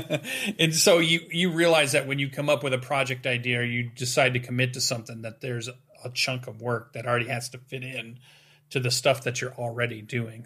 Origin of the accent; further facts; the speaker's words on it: Western Michigan, United States; my hometown, which is a pretty small town, we have our own little gaming convention that sits at the top of Western Michigan University